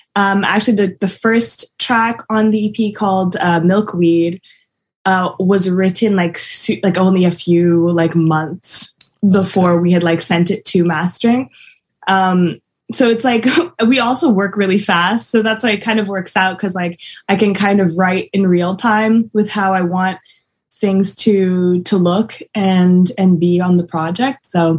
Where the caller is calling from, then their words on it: Montreal, Quebec, Canada; I'm good, and I'm coming from Montreal, Canada.